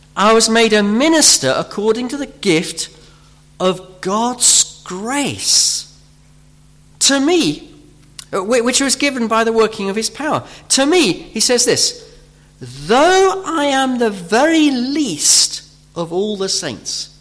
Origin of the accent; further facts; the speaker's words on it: United Kingdom; we're British